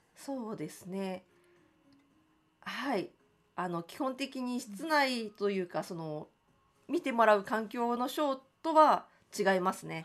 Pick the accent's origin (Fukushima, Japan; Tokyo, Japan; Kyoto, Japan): Tokyo, Japan; 私はその江東区の亀戸という場所が出身